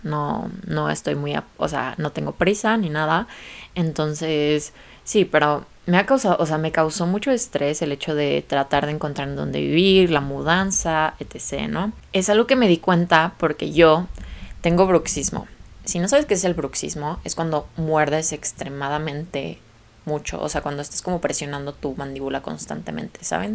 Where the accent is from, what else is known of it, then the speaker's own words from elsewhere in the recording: Guadalajara, Jalisco, Mexico; moved away as an adult; now in Guadalajara, Mexico; ya mi familia ya no vive en la ciudad de la que soy, que soy de Guadalajara